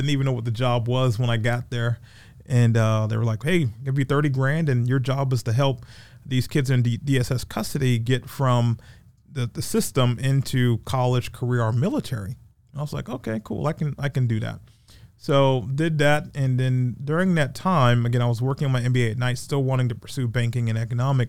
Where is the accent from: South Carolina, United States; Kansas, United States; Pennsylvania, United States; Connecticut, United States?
South Carolina, United States; Charleston; also born or lived in Atlanta / Greenville; now in Augusta, United States; So my hometown is Charleston, South Carolina. I actually grew up on James Island, about 10 minutes from Folly Beach. I'm a beach kid.